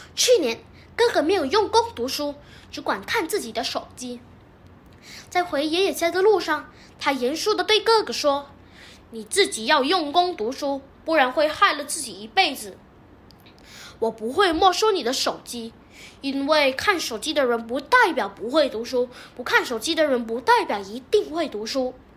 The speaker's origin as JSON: {"language": "Chinese", "region": "Selangor", "country": "Malaysia", "said": "我是来自雪兰莪的"}